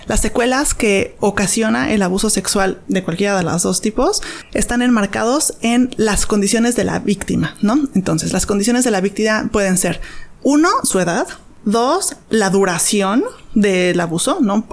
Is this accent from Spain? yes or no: no; Mexico City, Mexico; moved away as an adult; now in Los Cabos, Mexico; Yo soy originaria de Ciudad de México